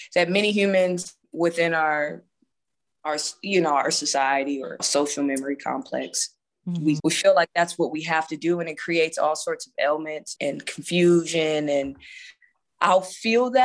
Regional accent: Akron, Ohio, United States; now in Las Vegas, United States; I'm from Akron, Ohio, which, if anybody knows about, if you've ever been to Cleveland or Cincinnati, it's very similar as far as my upbringing

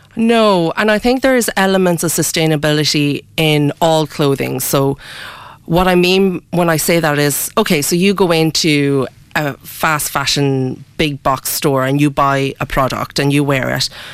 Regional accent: Ireland; I was born in Ireland. Ah. Um, yeah. Um, so I've I've lived pretty much all my life in Ireland, um, but I come from both cultures.

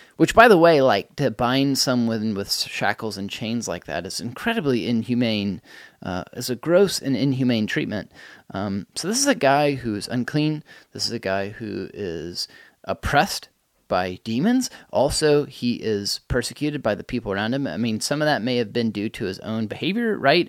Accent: United States; as an American person

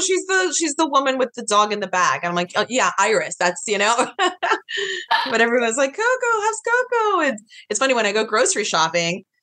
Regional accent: New York, United States; now in Los Angeles, United States; I'm from the East Coast. I'm from New York

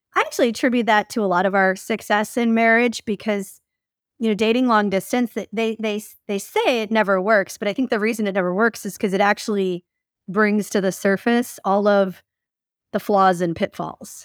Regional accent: about forty minutes north of Detroit, Michigan, United States; moved away as an adult; also born or lived in Salem, Oregon / Vancouver, Washington / Portland, Oregon; now in Florida, United States; grew up about forty minutes north of Detroit, Michigan, and, uh, very, like, suburbia, typical kind of Midwest

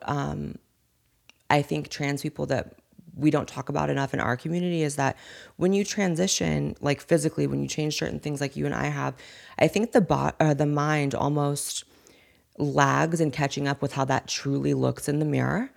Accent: Corning, California, United States; accent: Valley Girl; also born or lived in Chico, California; I was raised in an even smaller town, no one even knows the name of, called Corning

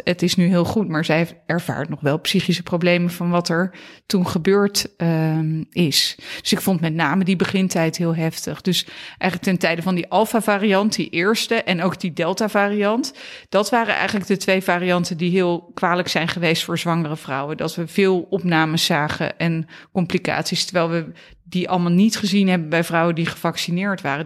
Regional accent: Katwijk, South Holland, Netherlands; moved away as an adult; also born or lived in Leiderdorp / Amsterdam; ik ben eh, geboren in Leiderdorp, maar ik ben opgegroeid in Katwijk aan Zee. Eh, in Zuid-Holland.

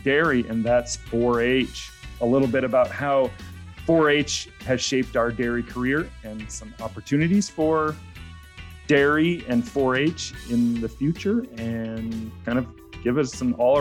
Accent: Wabasha County, Minnesota, United States; I'm from Wabasha County in the southeast part of the state and grew up there with 4-H

